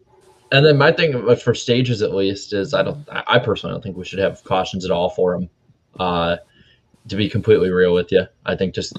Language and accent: English; Midwest, United States; also born or lived in Wisconsin; being a Midwesterner, like 4 hour drives are nothing for us.